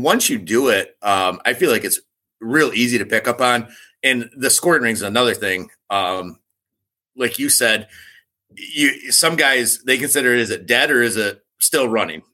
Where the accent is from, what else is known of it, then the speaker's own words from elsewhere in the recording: Michigan, United States; I grew up in Michigan